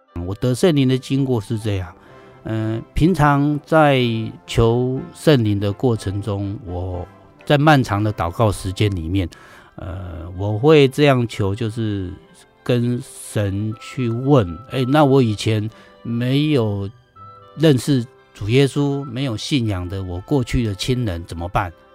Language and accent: Chinese; Miaoli County, Taiwan; 我是客家人，在苗栗出生长大